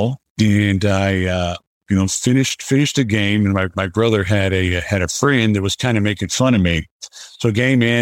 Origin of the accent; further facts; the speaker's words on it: South Florida, United States; I grew up in South Florida and had a really idyllic childhood